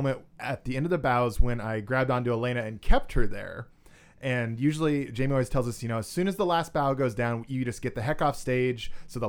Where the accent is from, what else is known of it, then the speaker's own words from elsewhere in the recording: Brock, Nebraska, United States; my hometown of Brock